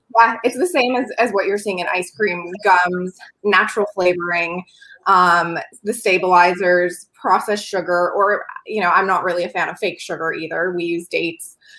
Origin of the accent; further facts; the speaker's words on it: New York, United States; moved away as an adult; also born or lived in Los Angeles; i grew up on a dairy farm in a dairy town in the middle of nowhere in new york state